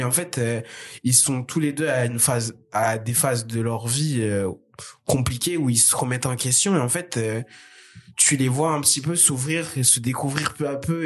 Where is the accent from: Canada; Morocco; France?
France; Je suis français